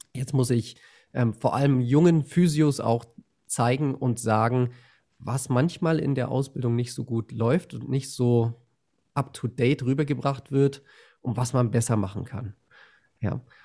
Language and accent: German; Berlin, Germany; now in Bavaria, Germany; ich bin in Bayern, aber ich, ich komme aus Berlin